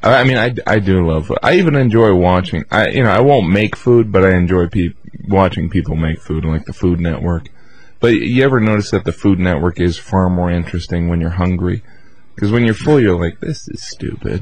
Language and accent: English; Indiana, United States; moved away as an adult; now in New York, United States; I'm from Indiana